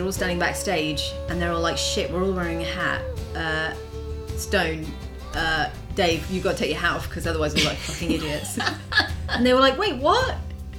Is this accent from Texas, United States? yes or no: yes; Texas, United States; I was just thinking as a Texan.